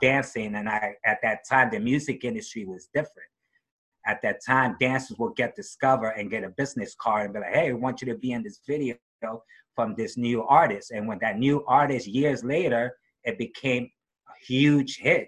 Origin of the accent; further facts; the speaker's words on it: New York City, New York, United States; also born or lived in Woodside, Queens, New York; I grew up in Harlem, New York, Upper West Side.